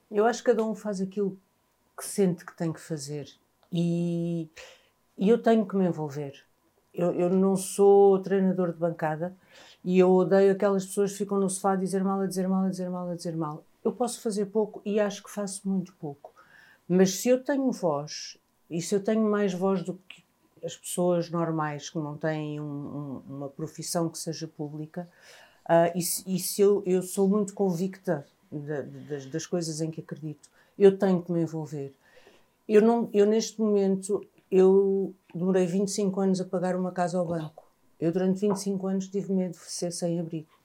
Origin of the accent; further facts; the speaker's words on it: Angola; now in Portugal; eu sou africana também, eu sou angolana